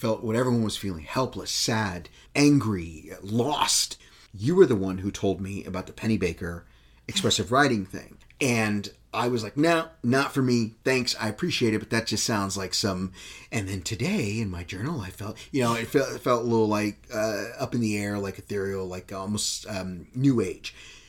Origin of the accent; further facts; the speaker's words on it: Texas, United States; I'm a vegetarian, but I'm still from Texas.